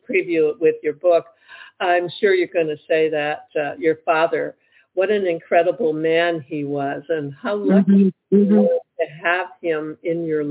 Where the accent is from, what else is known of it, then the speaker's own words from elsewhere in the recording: Detroit, Michigan, United States; I grew up in Detroit, Michigan